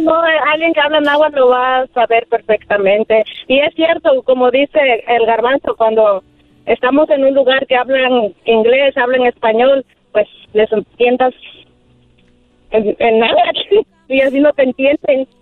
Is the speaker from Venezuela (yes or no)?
no; Guerrero, Mexico; nací de un pueblo en Guerrero y ahí se habla náhuatl